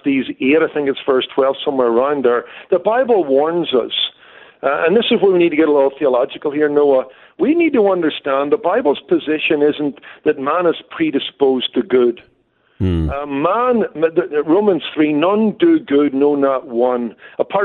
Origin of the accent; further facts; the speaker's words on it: Northern Ireland, United Kingdom; moved away as an adult; now in Los Angeles, United States; I came from Northern Ireland